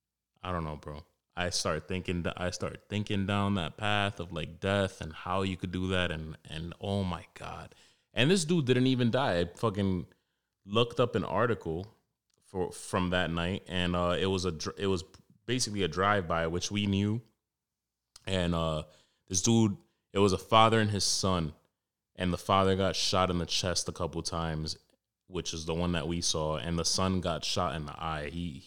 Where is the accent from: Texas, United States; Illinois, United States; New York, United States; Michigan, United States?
New York, United States; New York City; I grew up in Wash Heights in Harlem. Not a competition. Mine's a little more rough